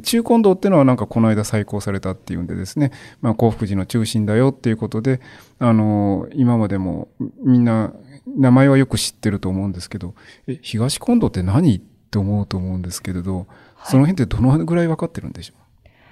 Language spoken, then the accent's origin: Japanese; Nara, Japan; moved away as an adult; also born or lived in Hyogo; 実は私生まれは兵庫ですが就職までのほとんどの時期を奈良で過ごしましたので